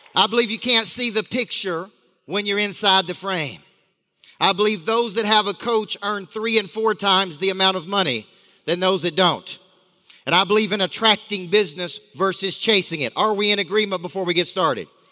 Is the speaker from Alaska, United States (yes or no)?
no; Tennessee, United States; I grew up in a small town in Tennessee